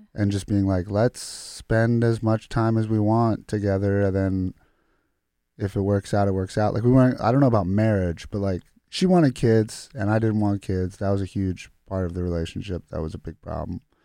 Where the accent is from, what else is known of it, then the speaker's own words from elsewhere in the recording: United States; also born or lived in Croatia (ancestry); I was born here